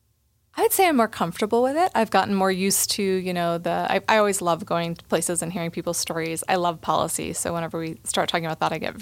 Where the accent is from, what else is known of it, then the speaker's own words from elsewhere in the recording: Boulder, Colorado, United States; Yes, yeah, a native of the district, actually. So I was born in Boulder Community Hospital back in 1982.